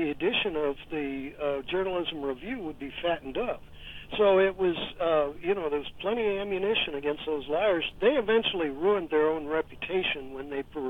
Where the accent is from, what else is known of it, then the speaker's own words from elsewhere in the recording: St. Louis, Missouri, United States; I was raised in St. Louis, where the Pulitzer newspaper was.